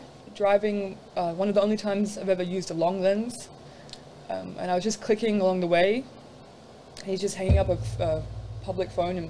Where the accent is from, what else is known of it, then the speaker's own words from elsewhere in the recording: Lennox Head, New South Wales, Australia; That's from my hometown, a place called Lake Ainsworth.